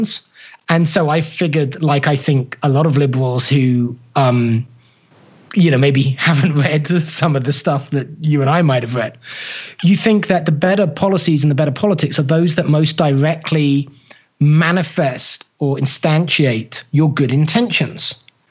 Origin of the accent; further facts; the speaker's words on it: United Kingdom; now in United States; being a Brit who was fervently working to become an American